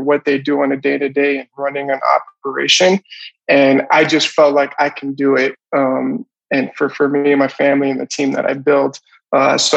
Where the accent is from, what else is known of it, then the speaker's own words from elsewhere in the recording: Florida, United States; I'm originally from Florida